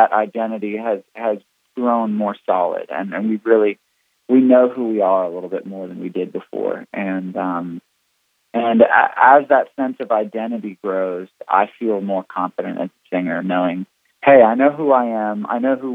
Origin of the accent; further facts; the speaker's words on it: Canada; moved away; being Canadian originally